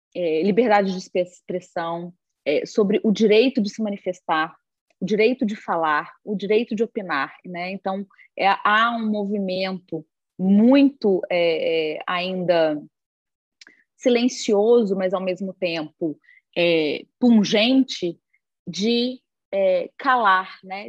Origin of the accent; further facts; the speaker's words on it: Brazil; nós como brasileiros